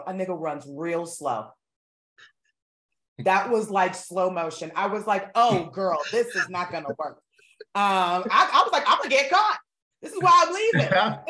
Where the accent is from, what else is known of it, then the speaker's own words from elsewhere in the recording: Florida, United States; And I'm from Florida.